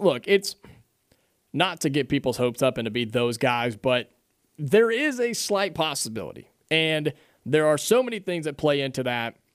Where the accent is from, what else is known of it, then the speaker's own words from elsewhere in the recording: Dayton, Ohio, United States; moved away; I grew up in Dayton, Ohio